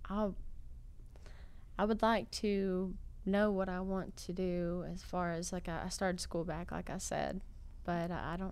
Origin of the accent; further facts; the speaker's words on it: Clyde, North Carolina, United States; Well, I am uh, I'm from Clyde